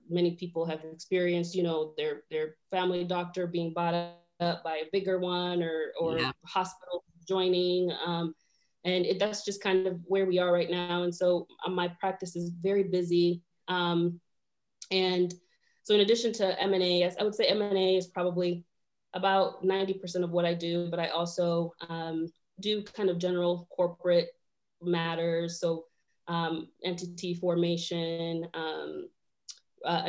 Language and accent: English; Elkhart, Indiana, United States; also born or lived in Rwanda / Kenya; We were born in Africa, spent some time in Rwanda, then lived a little bit in Kenya, and then moved to Elkhart, Indiana